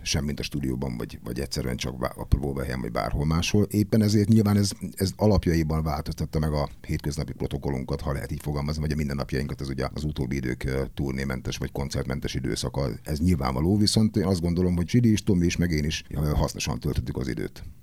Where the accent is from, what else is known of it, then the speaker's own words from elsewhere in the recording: Debrecen, Hajdú-Bihar, Hungary; engem, mint Debrecenit